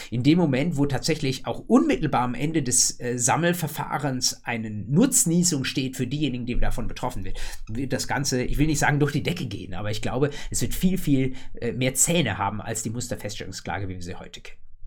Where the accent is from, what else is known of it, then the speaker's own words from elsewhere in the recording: Germany; bei uns in Deutschland